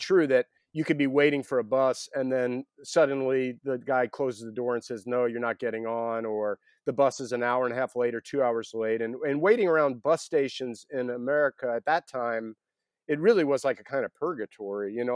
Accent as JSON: {"language": "English", "town": "Atlanta", "region": "Georgia", "country": "United States", "tie": "born or raised there", "said": "I grew up in Atlanta"}